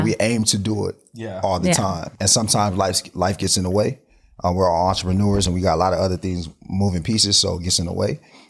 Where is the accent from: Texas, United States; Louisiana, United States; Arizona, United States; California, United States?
California, United States; Carson; I'm from Carson.